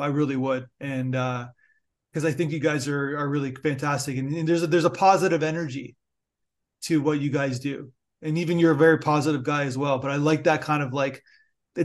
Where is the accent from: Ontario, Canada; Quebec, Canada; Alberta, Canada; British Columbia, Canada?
Ontario, Canada; Niagara Falls; now in Toronto, Canada; I live in Toronto now, but I'm from actually Niagara Falls originally, grew up, born and raised